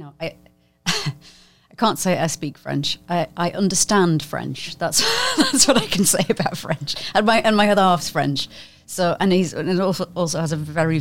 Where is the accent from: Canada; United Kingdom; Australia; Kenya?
United Kingdom; I'm just British. It just doesn't go away. I'm just British